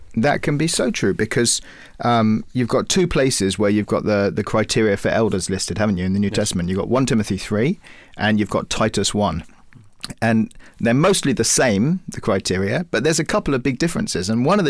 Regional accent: Cyprus; We grew up in Cyprus, and Cyprus is quite a tough place for evangelical Christians.

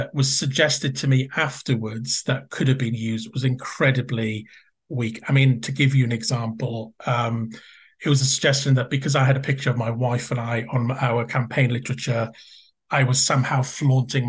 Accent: Wales, United Kingdom; moved away; it was a very Welsh-speaking community where the neighbouring area from where I grew up. So I really, in a sense, I felt local. I was a Welsh speaker

